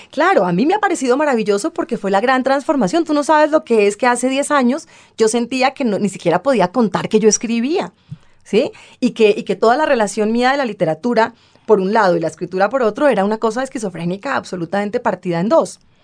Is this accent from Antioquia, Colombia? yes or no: no; Bogotá, Colombia; also born or lived in New Orleans; soy bogotana